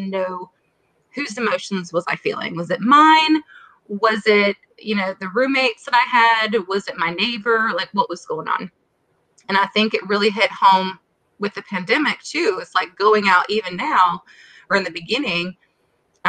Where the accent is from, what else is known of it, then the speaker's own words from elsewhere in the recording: Minnesota, United States; moved away as an adult; also born or lived in Florida / South Carolina; I am originally from Minnesota